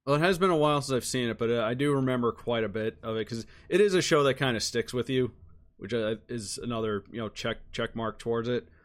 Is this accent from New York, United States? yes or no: yes; New York, United States; moved away; I'm originally from New York